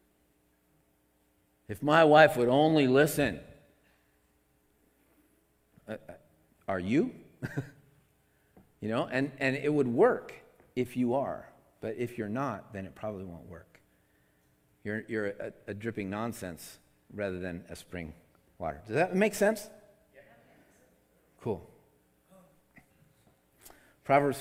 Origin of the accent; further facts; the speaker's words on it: Seattle, Washington, United States; now in California, United States; I come from Seattle, and Seattle, you can drink out of the faucet up there.